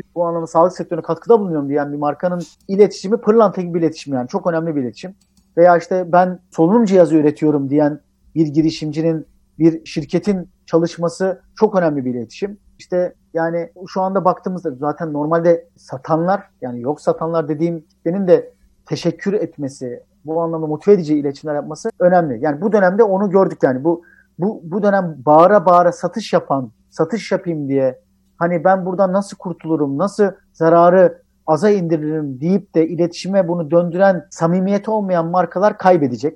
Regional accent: Tirebolu, Giresun, Turkey; moved away as an adult; now in Istanbul, Turkey; ben Karadenizliyim

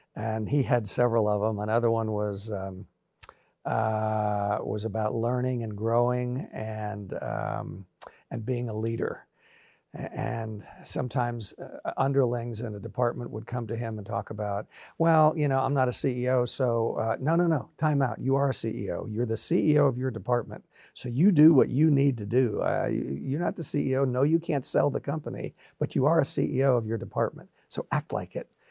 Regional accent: Florida, United States; also born or lived in Brooklyn, New York; now in Nashville, United States; moved to Florida.

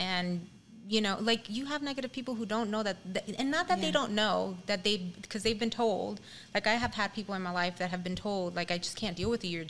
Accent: New York City, New York, United States; now in California, United States; I'm from New York. I was born and raised in the Bronx. My parents, who were never married, got divorced. You know, it was, a Spanish marriage, right?

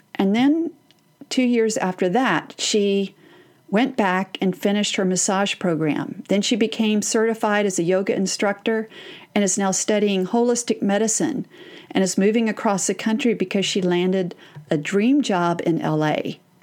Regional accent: Texas, United States; I'm from Texas?

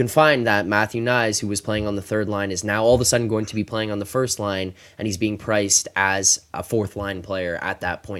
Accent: Toronto, Ontario, Canada; I'm also from Toronto, man.

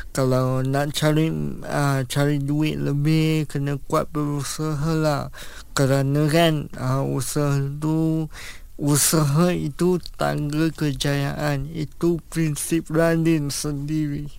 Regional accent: Kuala Lumpur, Malaysia; saya berasal daripada KL Kuala Lumpur

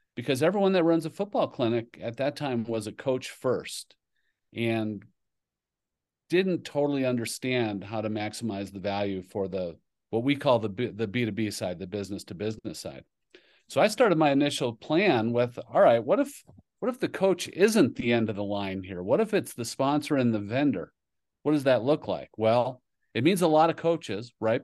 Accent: Kingsford, Michigan, United States; moved away as an adult; also born or lived in New Jersey; the Upper Peninsula, Michigan, a town called Iron Mountain, actually Kingsford, Michigan. And so that's where I grew up

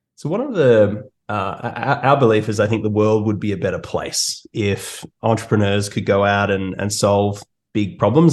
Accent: Australia; moved away as an adult; now in Toronto, Canada; as you can hear from my accent, I'm uh, I'm from Australia, and uh, I moved to Toronto about four or so years ago.

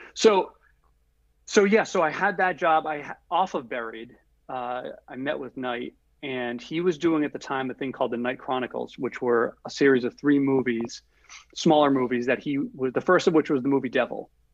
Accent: Providence, Rhode Island, United States; also born or lived in Los Angeles; I grew up in Providence, Rhode Island

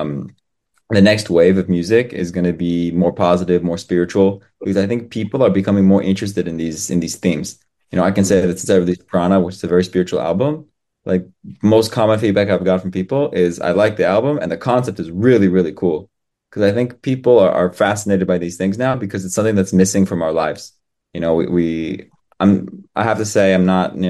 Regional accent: Colorado, United States; first language English; moved away as an adult; now in Israel; I was born in Colorado, so the mountain

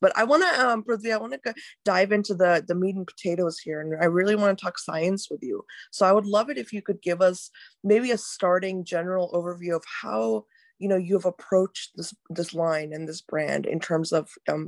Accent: India; I'm from India as well

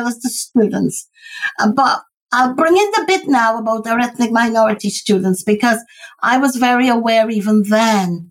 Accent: Guyana; now in United Kingdom; I'm originated from Guyana, British Guyana. And so as a Guyanese person living in this country

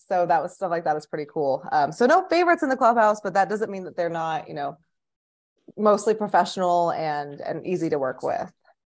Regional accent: West Coast, United States; moved away; because I grew up in the West Coast and I was pretty used to seeing prolific home run hitters with Barry Bonds.

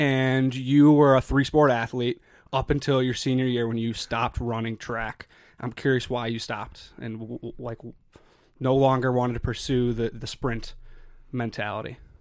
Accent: Chicago, Illinois, United States; moved away as an adult; I'm from Chicago.

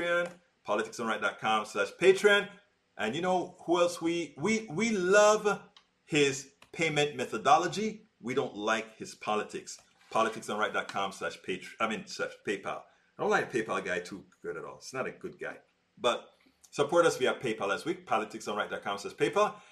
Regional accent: Panama; moved away; I grew up in Panama with Al Rose

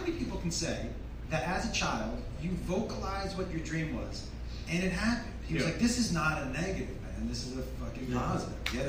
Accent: Massachusetts, United States; I'm from Massachusetts.

